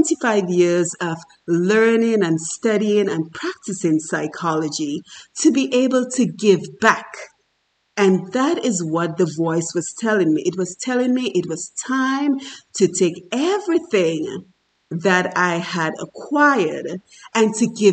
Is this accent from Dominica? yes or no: yes; Dominica; moved away as an adult; I am from Dominica in the Caribbean, and I worked very hard as the daughter of an alcoholic father